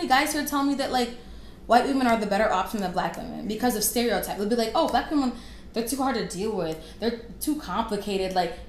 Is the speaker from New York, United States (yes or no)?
no; Minnesota, United States; also born or lived in Florida; Growing up in Minnesota